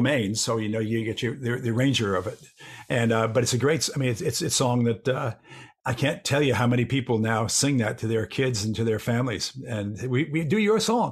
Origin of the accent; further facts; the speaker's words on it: New York City, New York, United States; I've lived here my whole life. I'm in New Yorker.